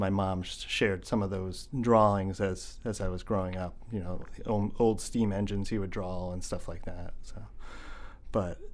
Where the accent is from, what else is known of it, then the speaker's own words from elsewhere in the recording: eastern Pennsylvania, United States; moved away as an adult; also born or lived in Camden, Maine; now in Falmouth, United States; I grew up in eastern Pennsylvania